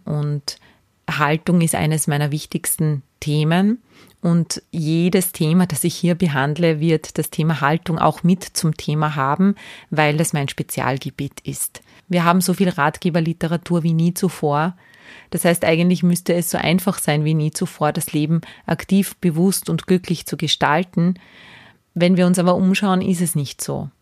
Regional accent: Salzburg, Austria; moved away as an adult; also born or lived in Graz / Vienna; Ich bin Salzburgerin. Ich bin nach der Ausbildung zur Kindergartenpädagogin nach Graz gezogen.

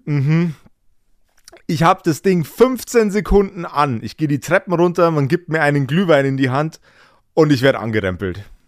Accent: Regensburg area, Bavaria, Germany; ich komme ja aus dem Regensburger Umland

